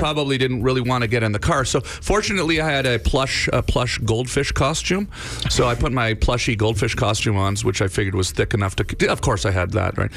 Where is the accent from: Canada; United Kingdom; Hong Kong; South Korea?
Canada; moved away as an adult; now in United States; I still feel Canadian, uh, for sure. You know, uh, obviously, I, uh, you know, spent spent my entire life in Canada till I was 28 years old